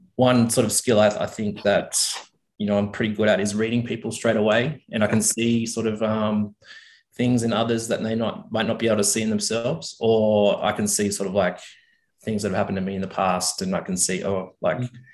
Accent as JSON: {"language": "English", "town": "Tamworth", "region": "New South Wales", "country": "Australia", "tie": "born or raised there", "also_born_or_lived": "Sydney, Australia", "lives_now": "Orange, Australia", "said": "I was born in Sydney, mm. and when I was eight years old, I, I we moved up to a, a, big cattle property out of Tamworth, New South Wales."}